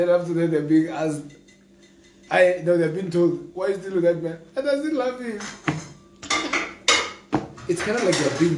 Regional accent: South Africa; From South Africa.

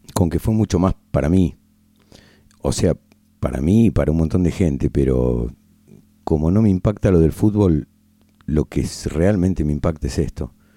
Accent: Argentina; aún siendo argentino

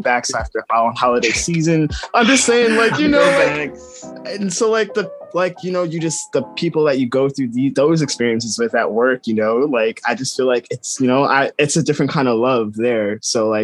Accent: New York, United States; now in Florida, United States; I'm from New York, where, you know, it's tough love up there. And then moving down to Florida

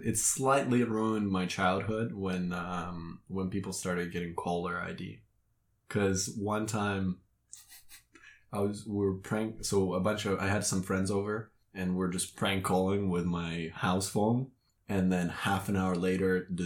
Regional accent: Moldova; now in Canada; I'm originally from Moldova

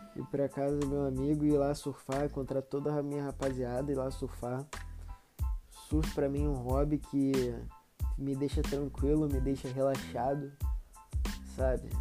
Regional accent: Rio de Janeiro, Brazil; Eu moro no Rio, né? sou carioca.

